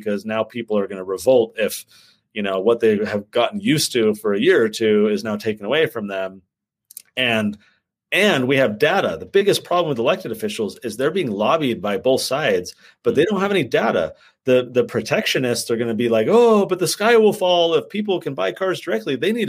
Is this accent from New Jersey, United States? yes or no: no; San Diego, California, United States; moved away as an adult; also born or lived in Santa Clara, California / San Jose, California; now in Utah, United States; So I'm from San Diego. I grew up in California my whole childhood. I grew up in Santa Clara, San Jose, moved to San Diego when I was 8, spent my rest of my youth there, came to Utah for college, and then got stuck.